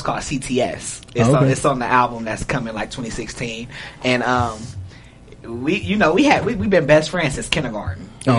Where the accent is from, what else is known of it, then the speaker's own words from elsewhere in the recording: Compton, California, United States; Compton to be exact.